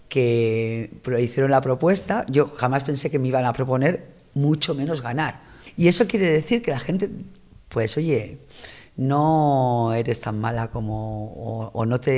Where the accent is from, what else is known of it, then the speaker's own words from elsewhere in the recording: Andalusia, Spain; born there; si empezamos por los que somos ya, como yo, que no somos andaluces, digo yo que he nacido aquí, porque bueno, mis padres son extremeños